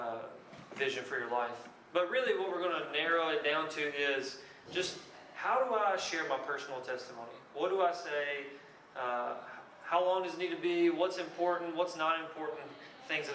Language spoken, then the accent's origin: English; Lebanon, Kentucky, United States; moved away; I'm from a little bitty place in Kentucky called Lebanon